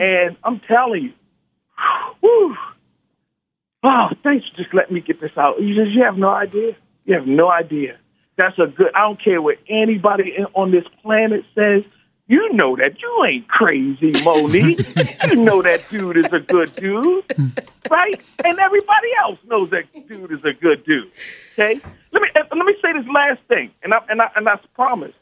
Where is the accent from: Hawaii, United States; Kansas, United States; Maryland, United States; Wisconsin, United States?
Maryland, United States; Baltimore; moved away; also born or lived in the West; I'm from Baltimore, and I left Baltimore years ago